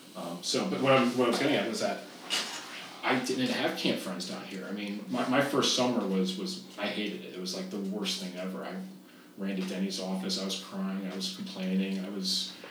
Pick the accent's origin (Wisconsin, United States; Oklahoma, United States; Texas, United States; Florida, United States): Texas, United States; Dallas; I told him from Dallas, Texas